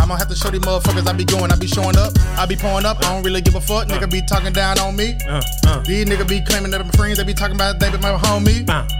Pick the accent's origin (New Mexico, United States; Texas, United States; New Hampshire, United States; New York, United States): Texas, United States; now in Florida, United States; I'm from Texas. I live in Florida.